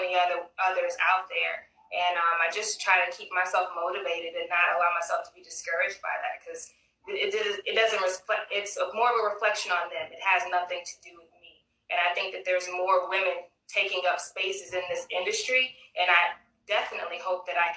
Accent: Nacogdoches, Texas, United States; now in Houston, United States; I grew up in Nacogdoches, Texas

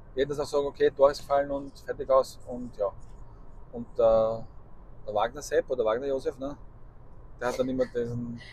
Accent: Austria; bei uns in Österreich

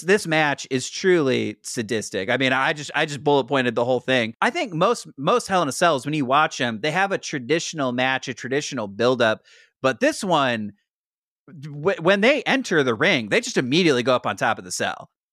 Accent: St. Louis, Missouri, United States; Saint Louis, Missouri, my hometown

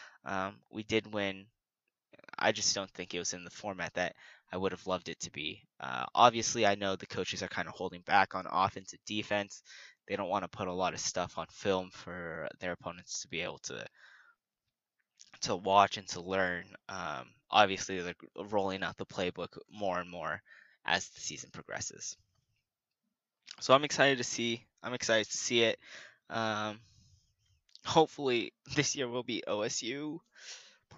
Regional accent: Washington, United States; moved away; I'm from Washington State

